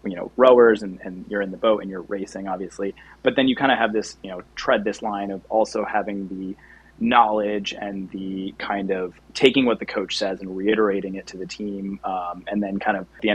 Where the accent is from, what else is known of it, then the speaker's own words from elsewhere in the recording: Greenwich, Connecticut, United States; moved away as an adult; also born or lived in Wisconsin; I was born and raised in Greenwich.